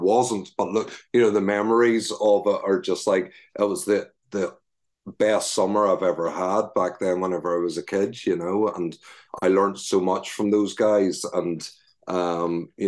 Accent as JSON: {"language": "English", "region": "Northern Ireland", "country": "United Kingdom", "tie": "born or raised there", "said": "Northern Ireland is an awesome country, and I'm very lucky and very blessed for the area of Northern Ireland I grew up"}